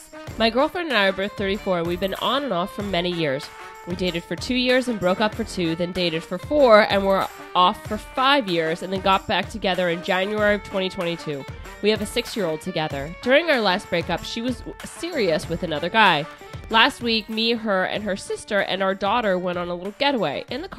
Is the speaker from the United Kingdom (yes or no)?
no; Canada; The reason they broke up is because she moved with him to the States while we're both from Canada, and our daughter couldn't see me.